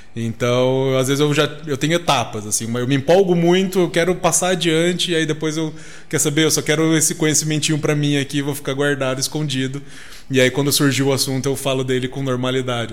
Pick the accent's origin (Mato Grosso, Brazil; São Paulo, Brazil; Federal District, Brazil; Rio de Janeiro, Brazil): Mato Grosso, Brazil; Cuiabá; moved away; Eu sou de Cuiabá